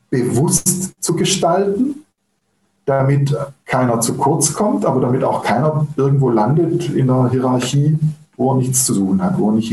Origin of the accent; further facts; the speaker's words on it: Germany; da, da, sind wir Deutsche vielleicht noch nicht so weit, ja, weil wir einfach eine andere Tradition, eine andere Geschichte haben.